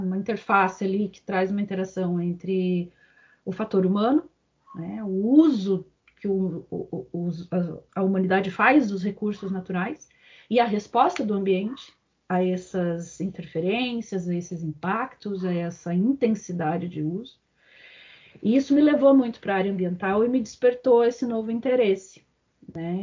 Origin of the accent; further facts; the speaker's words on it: Curitiba, Paraná, Brazil; eu sou natural de Curitiba